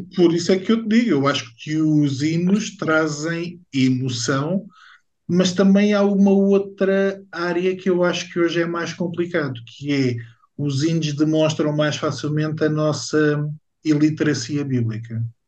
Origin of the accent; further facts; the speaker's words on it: Portugal; não faz parte da minha identidade enquanto português